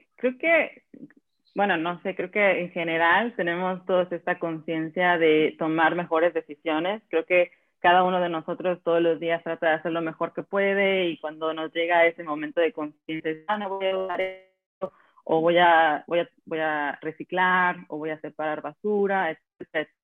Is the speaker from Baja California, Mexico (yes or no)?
no; Acapulco, Guerrero, Mexico; moved away as an adult; also born or lived in Mexico City; now in Slovenia; yo soy acapulqueña, nací en Acapulco y me fui, crecí hasta la universidad